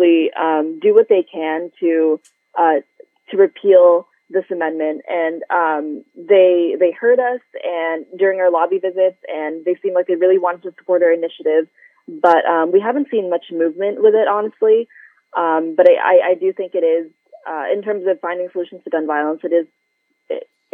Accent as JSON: {"language": "English", "country": "Philippines", "moved": "yes", "lives_now": "United States", "said": "my positionality here in this country as a Filipino immigrant"}